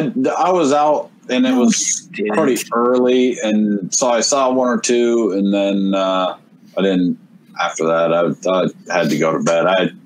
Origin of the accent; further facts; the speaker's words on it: Fort Collins, Colorado, United States; now in Arizona, United States; I'm from the North. I'm from Colorado.